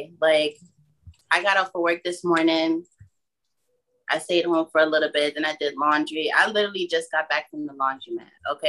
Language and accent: English; New York City, New York, United States; now in Newburgh, United States; Newburgh, aka Newburgh, but I'm from Brooklyn. So, what's up, BK?